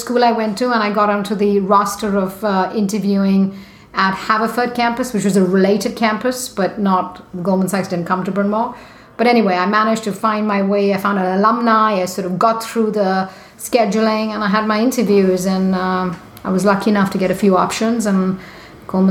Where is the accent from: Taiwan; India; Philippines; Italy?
India; moved away; I grew up in India in the 70s